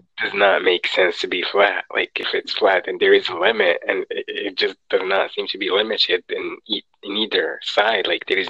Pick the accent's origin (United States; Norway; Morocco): Morocco; I'm from Morocco.